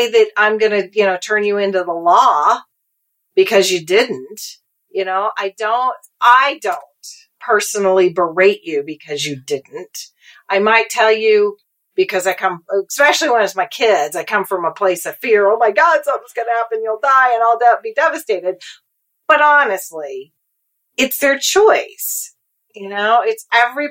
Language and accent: English; Texas, United States; moved away; being a Texan